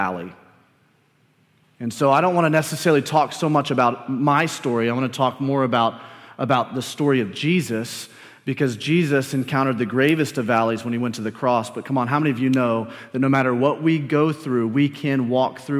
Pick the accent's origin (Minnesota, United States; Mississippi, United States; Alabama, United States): Alabama, United States; Birmingham; moved away; I grew up in Birmingham, Alabama.